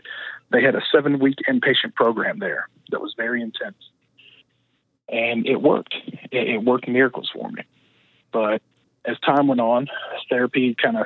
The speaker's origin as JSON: {"language": "English", "town": "Kansas City", "country": "United States", "tie": "born or raised there", "moved": "yes", "said": "I was actually born and raised in Kansas City"}